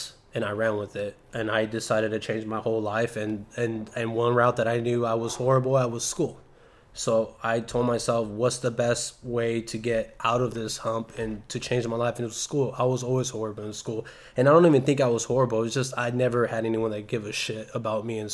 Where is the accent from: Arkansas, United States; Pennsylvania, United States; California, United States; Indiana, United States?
California, United States; Salinas; I'm from Salinas